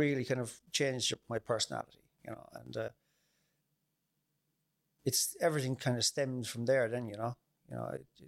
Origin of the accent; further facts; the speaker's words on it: Mallow, Munster, Ireland; I grew up in Mallow, and I'd have fairly normal childhood